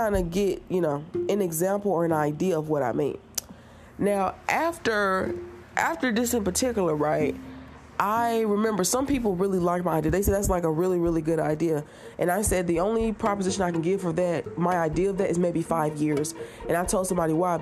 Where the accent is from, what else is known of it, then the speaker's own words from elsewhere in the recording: United States; as an American